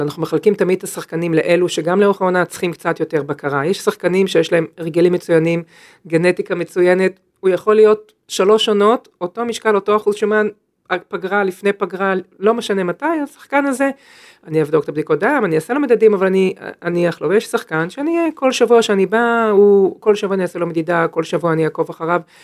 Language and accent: Hebrew; Upper Galilee, Northern District, Israel; moved away; also born or lived in Jerusalem; אני במקור מהגליל העליון